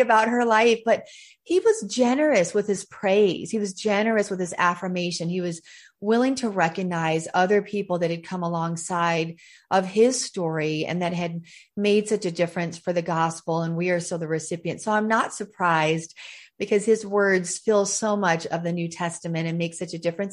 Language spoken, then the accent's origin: English; the South, United States; I was raised in the South.